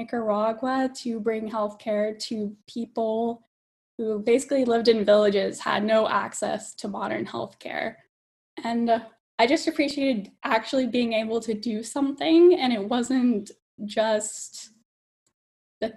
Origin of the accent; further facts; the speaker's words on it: Alabama, United States; moved away as an adult; now in California, United States; I grew up in Alabama.